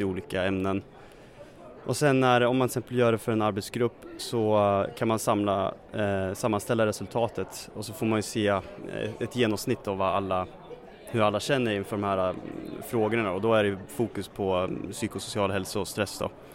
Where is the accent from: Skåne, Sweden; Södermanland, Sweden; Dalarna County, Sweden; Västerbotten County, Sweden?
Södermanland, Sweden; Katrineholm; Katrineholm kommer jag ifrån